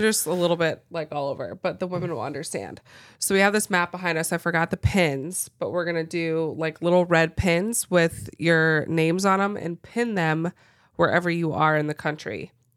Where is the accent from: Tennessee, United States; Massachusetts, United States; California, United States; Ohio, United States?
Ohio, United States; Cincinnati; moved away as an adult; grew up in Cincinnati, Ohio, and just a suburb of Cincinnati. Stayed in the same place my whole life